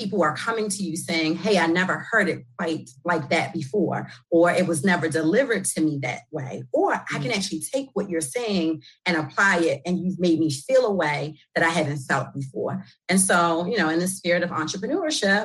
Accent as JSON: {"language": "English", "town": "Baltimore", "region": "Maryland", "country": "United States", "tie": "born or raised there", "accent": "New York", "said": "I'm born and raised in Baltimore, West Baltimore. Although I'm often told I have like this New York accent"}